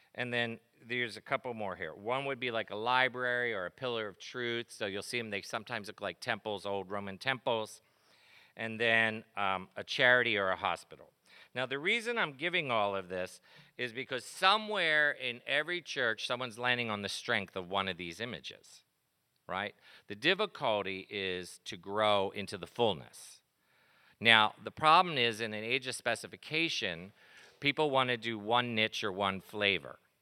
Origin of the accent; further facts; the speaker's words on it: East Coast, United States; I grew up on the East Coast